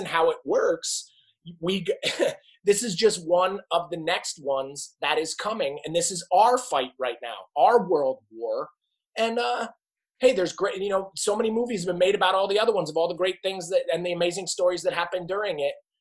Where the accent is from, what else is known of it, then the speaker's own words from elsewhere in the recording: New Jersey, United States; I am from New Jersey. We lived right outside New York City